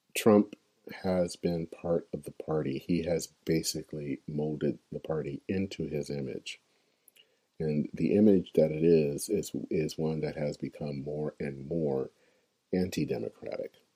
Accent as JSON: {"language": "English", "town": "Flint", "region": "Michigan", "country": "United States", "tie": "born or raised there", "moved": "yes", "lives_now": "Minneapolis, United States", "said": "I'm a native of Flint, Michigan"}